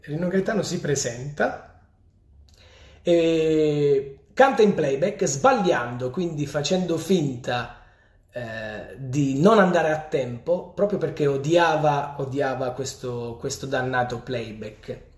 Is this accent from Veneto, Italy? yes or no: no; Polignano a Mare, Apulia, Italy; Polignano, quindi il mio paese